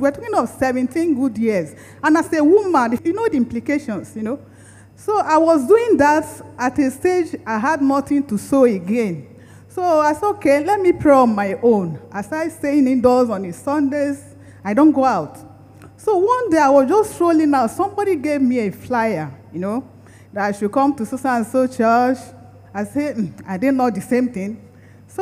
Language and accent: English; Lagos, Nigeria; now in Abuja, Nigeria; I was born in Lagos. I grew up in Lagos.